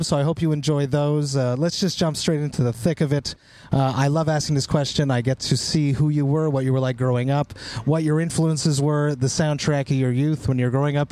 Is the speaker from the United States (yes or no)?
no; Montreal, Quebec, Canada; born or raised there